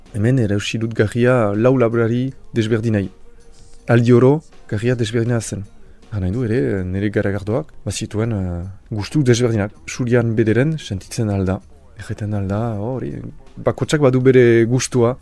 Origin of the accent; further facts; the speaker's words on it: Saint-Pée-sur-Nivelle, Nouvelle-Aquitaine, France; Basque is a second language; Ez naiz hemengo sortzez, Orduan uh, ikasi dute Euskara eskola publikoan, senperen